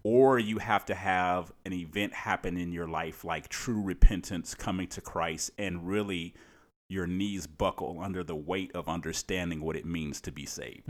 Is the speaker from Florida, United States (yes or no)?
no; Cleveland, Ohio, United States; moved away as an adult; now in Maryland, United States; I'm, I'm from Cleveland, Ohio